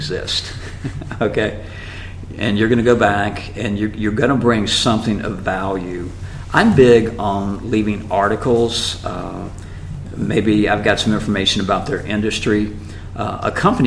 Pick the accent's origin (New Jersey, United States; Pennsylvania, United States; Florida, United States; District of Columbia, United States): Florida, United States; Jacksonville; I had a dealership in my hometown, Jacksonville, Florida